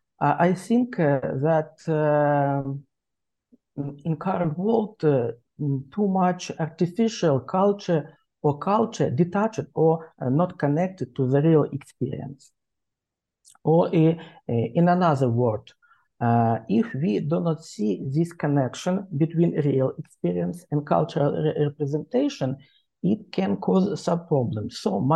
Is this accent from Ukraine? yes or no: yes; Ukraine; English is a second language; I'm Ukrainian and I'm an historian by training.